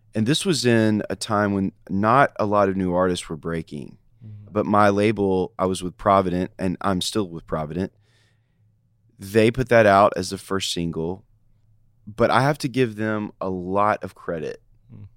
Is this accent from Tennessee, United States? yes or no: yes; Nashville, Tennessee, United States; I am a Nashville kid. I grew up in West Nashville